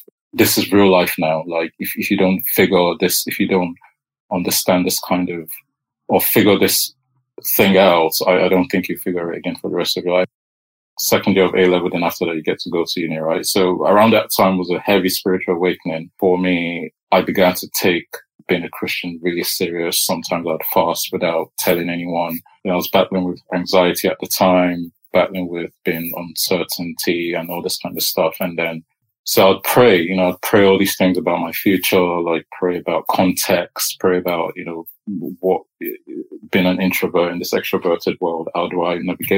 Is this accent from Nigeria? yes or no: yes; Nigeria; now in United Kingdom; I was born in Nigeria.